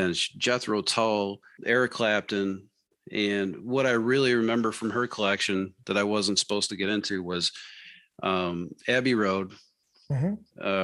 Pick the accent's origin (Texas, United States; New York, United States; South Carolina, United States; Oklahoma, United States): New York, United States; Sheridan; I grew up in a small town about 35 miles west of Buffalo, a little town called Sheridan, New York